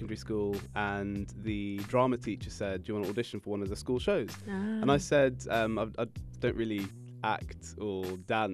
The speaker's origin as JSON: {"language": "English", "region": "England", "country": "United Kingdom", "tie": "born or raised there", "also_born_or_lived": "Saudi Arabia", "accent": "English", "said": "I was born in Saudi, and then we moved to England when I was about 8 months old."}